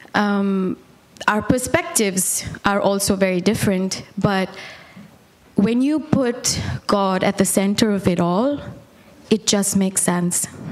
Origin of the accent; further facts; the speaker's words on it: Bangalore, Karnataka, India; also born or lived in Bombay / Calcutta; I was born and raised in India